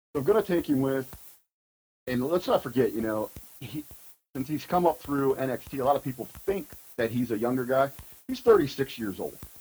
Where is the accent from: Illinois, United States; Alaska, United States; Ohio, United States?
Ohio, United States; Southern; growing up in Southern Ohio